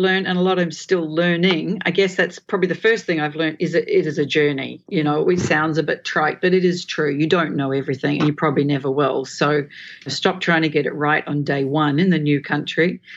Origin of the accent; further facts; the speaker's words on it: Australia; also born or lived in England; now in Singapore; I'm from Australia. We live in Singapore.